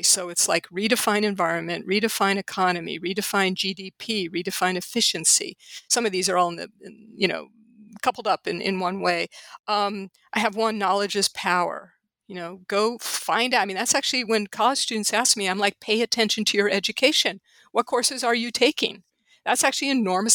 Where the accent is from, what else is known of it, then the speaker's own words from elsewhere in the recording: St. Louis, Missouri, United States; moved away as an adult; also born or lived in Los Angeles; St. Louis, which is my hometown and which I came back to intending to stay a year and am now staying for the foreseeable future